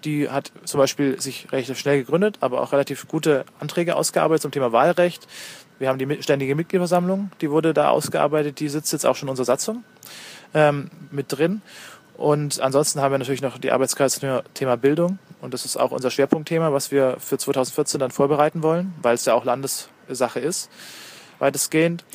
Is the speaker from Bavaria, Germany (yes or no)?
yes; Bayreuth, Bavaria, Germany; moved away as an adult; now in Dresden, Germany; Ich äh, bin vor drei Jahren nach Dresden zum Studieren gekommen und war vorher in Bayreuth. 21, nee, 22 Jahre habe ich dort gelebt, meine Heimatstadt